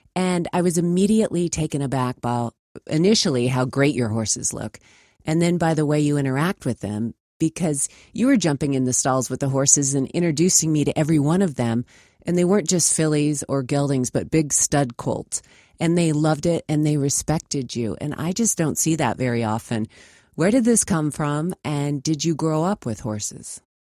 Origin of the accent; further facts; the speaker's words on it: Spokane, Washington, United States; moved away; I was watching from Spokane, Washington.